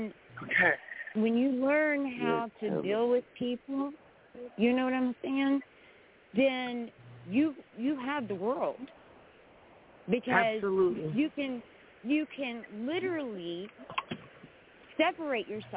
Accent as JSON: {"language": "English", "region": "West Virginia", "country": "United States", "said": "I really am a West Virginia girl"}